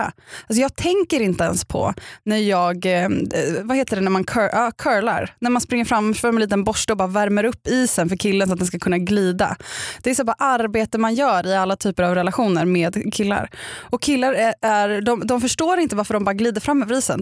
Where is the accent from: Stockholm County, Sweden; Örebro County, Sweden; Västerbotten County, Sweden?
Stockholm County, Sweden; Upplands Väsby; jag kommer från Upplands Väsby